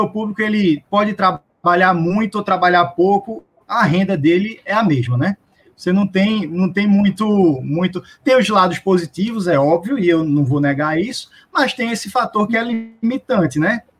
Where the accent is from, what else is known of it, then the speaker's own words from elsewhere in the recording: Recife, Pernambuco, Brazil; É, bom, eu sou de Recife, é, eu sou servidor público do, do Tribunal de Justiça daqui do meu estado.